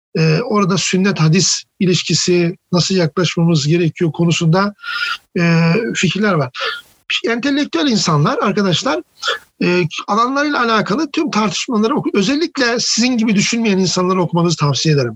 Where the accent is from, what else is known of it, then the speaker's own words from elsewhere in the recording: Of, Trabzon, Turkey; Karadenizliyim, ofluyum